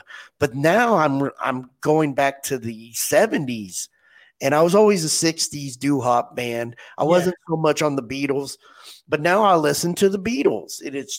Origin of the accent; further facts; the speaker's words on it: Southwest Kansas, United States; I grew up in Southwest Kansas.